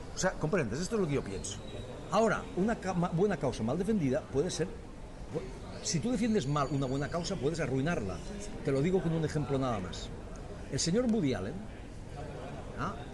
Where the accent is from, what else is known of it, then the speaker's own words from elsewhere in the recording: Spain; now in Catalonia, Spain; los españoles también pensamos que no somos tan no somos buenos lectores